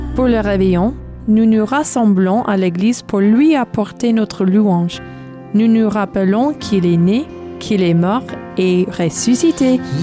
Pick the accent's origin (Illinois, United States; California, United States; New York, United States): California, United States; southern; Bienvenue chez moi aux États-Unis, dans le sud de la Californie